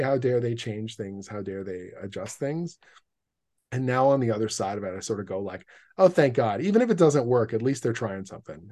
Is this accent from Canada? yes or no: yes; Canada; I'm a Canadian comic book writer